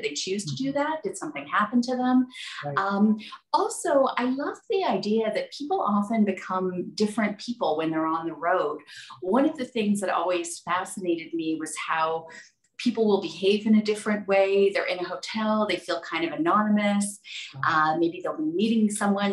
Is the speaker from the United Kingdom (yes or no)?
no; Toronto, Ontario, Canada; moved away; I got into it by pitching stories about my hometown. I'm from Toronto originally